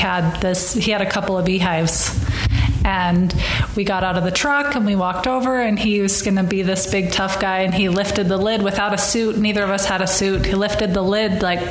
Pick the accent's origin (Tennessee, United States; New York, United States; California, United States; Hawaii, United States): California, United States; Southern; I grew up in Southern California